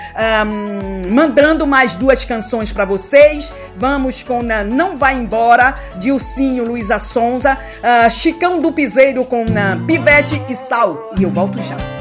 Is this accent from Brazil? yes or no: yes; Brazil; nós que somos brasileiros